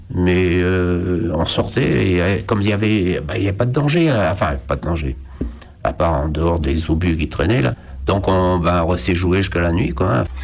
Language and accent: French; Brest, Brittany, France; Je suis né à Brest en août 1940.